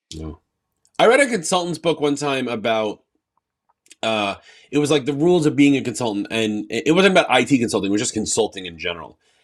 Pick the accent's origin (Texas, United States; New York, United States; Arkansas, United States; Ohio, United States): New York, United States; I'm from New York